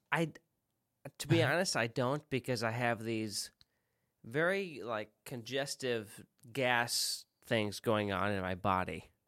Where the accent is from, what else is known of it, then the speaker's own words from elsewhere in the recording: central Illinois, United States; moved away; also born or lived in the South (US); in a small town, central Illinois. I left, moved to the South.